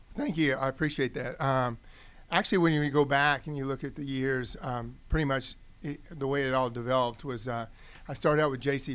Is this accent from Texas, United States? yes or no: yes; Odessa, Texas, United States; now in Georgia, United States; I grew up in Odessa, Texas, was um, Friday night football.